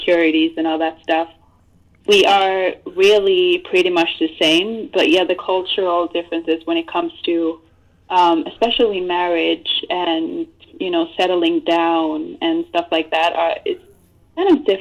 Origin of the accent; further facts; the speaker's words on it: Norway; I was born in Norway